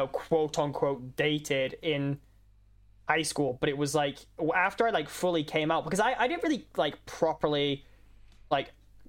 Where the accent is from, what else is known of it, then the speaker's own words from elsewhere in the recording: Scotland, United Kingdom; I'm Scottish. I'm legally required to talk shit about